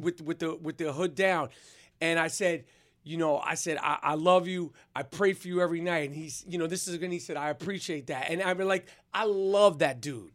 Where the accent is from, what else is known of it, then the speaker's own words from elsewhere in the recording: New York, United States; accent: New York; my New York accent